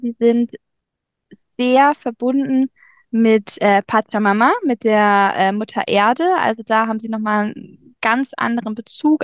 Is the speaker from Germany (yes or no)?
yes; Germany; bei uns in Deutschland